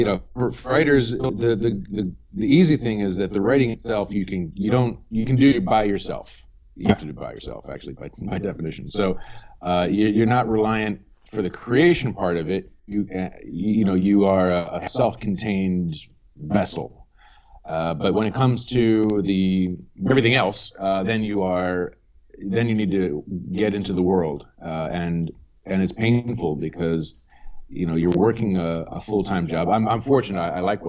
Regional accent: Bucks County, Pennsylvania, United States; moved away as an adult; also born or lived in Washington, D.C. / New York City / Paris; now in Hong Kong; I grew up in Bucks County, Pennsylvania

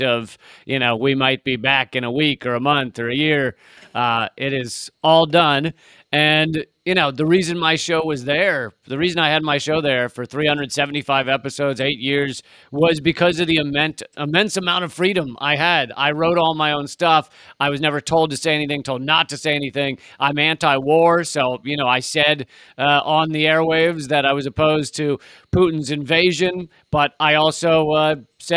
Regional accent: United States; I'm an American in America, raised in America

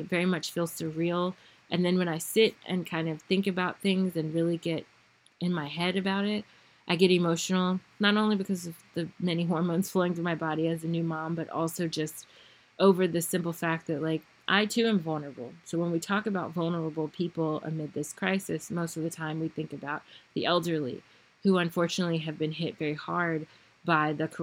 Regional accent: United States; I am American from the United States. I know my people

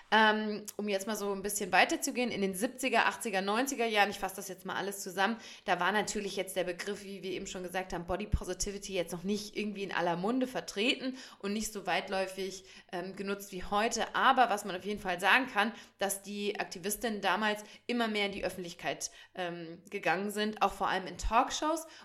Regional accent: North Rhine-Westphalia, Germany; ich komme aus dem Sauerland

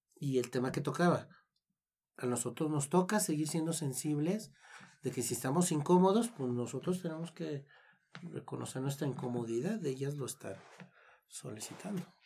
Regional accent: Mexico

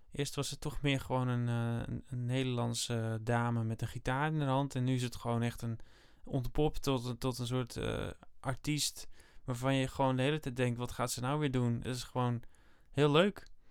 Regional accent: Netherlands; ik ben Nederlander, ik kom uit Nederland, ik blijf wel in Nederland.

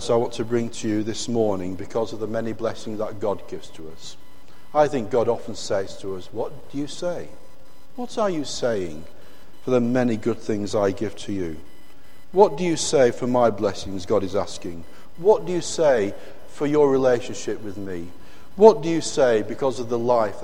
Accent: Oldham, North West England, United Kingdom; When I grew up as a child in my hometown of Oldham in Lancashire

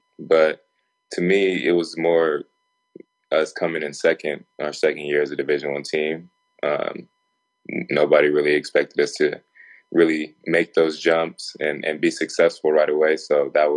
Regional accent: California, United States; I'm from California

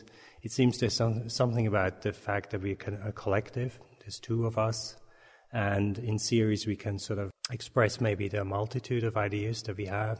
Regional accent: Switzerland; also born or lived in Berlin, Germany; now in Austin, United States; I grew up in Switzerland

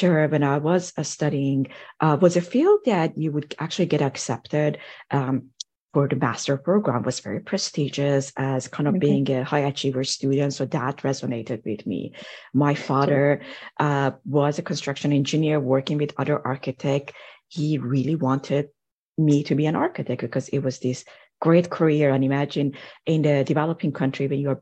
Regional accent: Iran; moved away as an adult; now in United States; I grew up in Iran, and over there, pretty much in high school, you have to decide which field you want to go

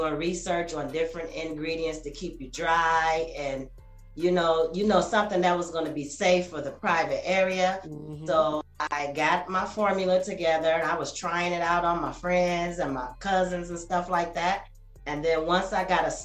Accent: Grand Rapids, Michigan, United States; now in Georgia, United States; I am from Grand Rapids, Michigan

